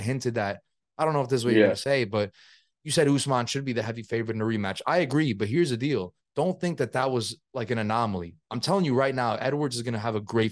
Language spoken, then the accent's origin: English; Spain; also born or lived in New York; now in New Jersey, United States; I was born in Spain, bro. I'm from your areas.